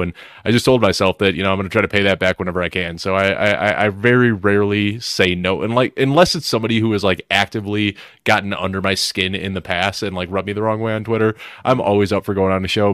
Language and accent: English; Chicago, Illinois, United States; moved away; also born or lived in Fort Collins, Colorado; I'm from Chicago